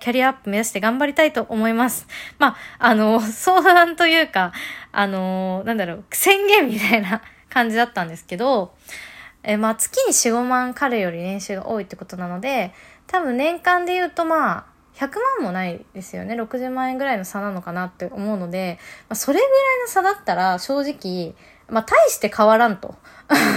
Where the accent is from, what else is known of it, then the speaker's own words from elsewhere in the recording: Nagano, Japan; moved away; 私地元は長野県です